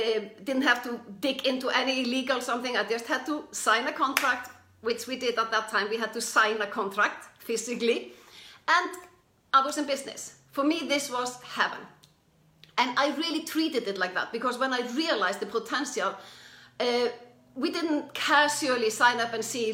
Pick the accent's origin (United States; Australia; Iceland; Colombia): Iceland; I'm from Iceland, or we're both from Iceland